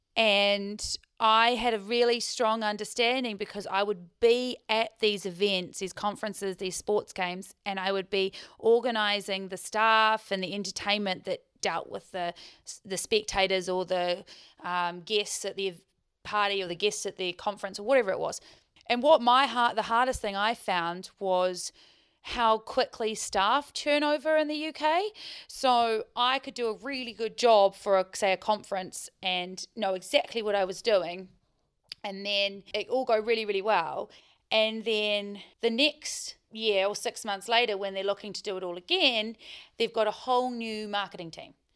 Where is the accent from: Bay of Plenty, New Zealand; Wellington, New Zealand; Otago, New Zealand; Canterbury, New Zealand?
Otago, New Zealand; Queenstown; moved away as an adult; also born or lived in Dunedin / Dubai; I was born in Queenstown, grew up in Queenstown